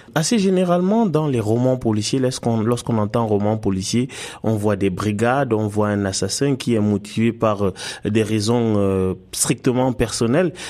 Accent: Canada; en tant que Canadien

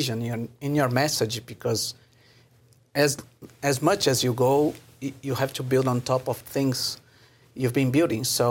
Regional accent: Brazil; moved away as an adult; now in Mexico; I'm a Brazilian, so I did engineering, production engineering, factory engineer.

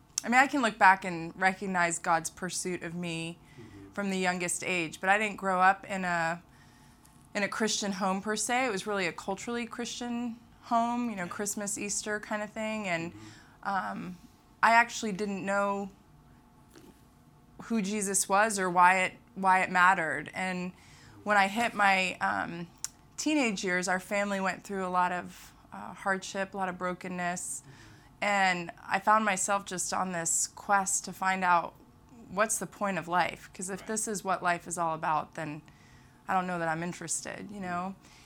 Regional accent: Manila, Metro Manila, Philippines; born there; I was born in Makati Medical Center in Manila, the capital of the Philippines.

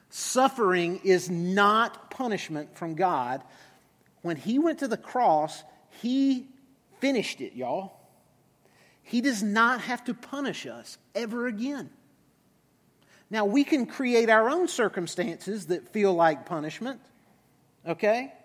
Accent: United States; as American Christians

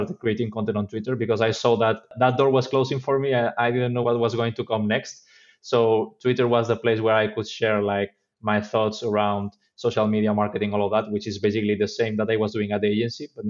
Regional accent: Spain; I'm from Spain

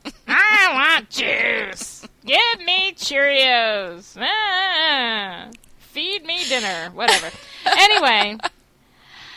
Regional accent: New York, United States; we're two girls from New York

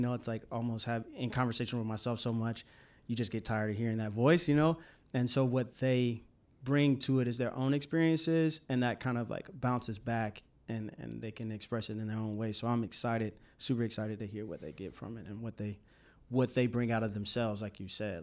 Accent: Asheville, North Carolina, United States; moved away; Asheville's my hometown, so I have a lot of roots

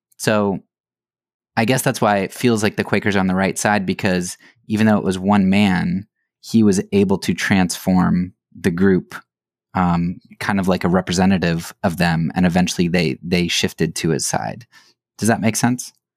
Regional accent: Lancaster County, Pennsylvania, United States; I grew up in Pennsylvania, Lancaster County, area

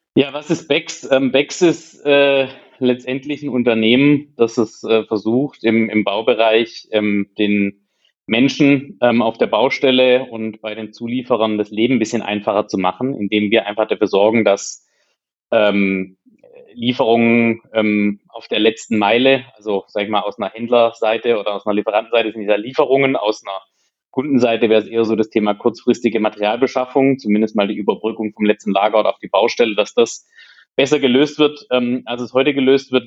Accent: Hohenlohe, Baden-Württemberg, Germany; moved away as an adult; ich komme aus der Region ähm, Hohenlohe

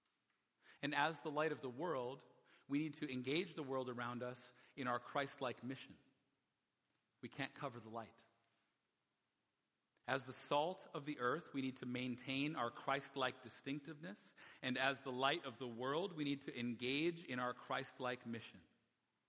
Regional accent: Alberta, Canada; now in Vancouver, Canada; where I grew up in Alberta, I'll just tell you, it's a very small community

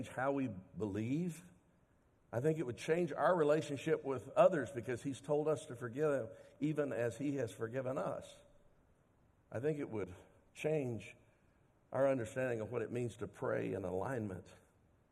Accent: Dallas, Texas, United States; I grew up in Dallas, and every year they'd give us free tickets as Dallas school children

